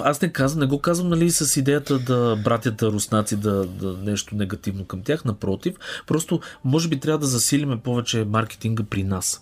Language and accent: Bulgarian; Bulgaria; съм българин и искам тук да развивам тази екосистема